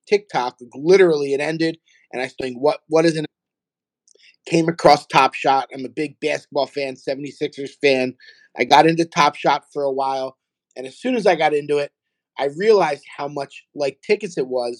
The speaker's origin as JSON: {"language": "English", "town": "Philadelphia", "region": "Pennsylvania", "country": "United States", "moved": "as an adult", "lives_now": "South Florida, United States", "said": "I'm from Philadelphia. I live in South Florida. I've been down here for about 2 years"}